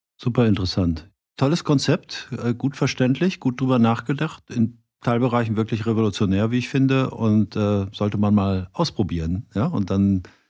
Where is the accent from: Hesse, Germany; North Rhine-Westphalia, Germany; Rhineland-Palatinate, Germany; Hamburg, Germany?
North Rhine-Westphalia, Germany; Cologne; wie wir in Köln immer so schön sagen